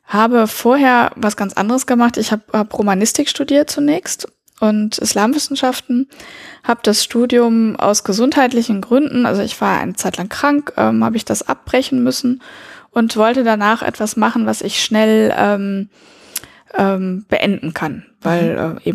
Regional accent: Lebanon; Und ähm, dass ich bin im Libanon geboren und da auch teilweise aufgewachsen. Mit meinen Eltern bin ich sehr oft umgezogen und ähm, ja, also und bin auf eine französische Schule gegangen.

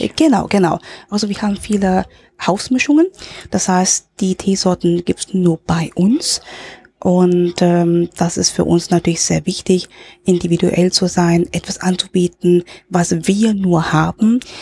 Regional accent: Hong Kong; also born or lived in Germany / Berlin / Frankfurt; now in Linz, Austria; ich in in Deutschland geboren bin, aber in Hongkong aufgewachsen bin

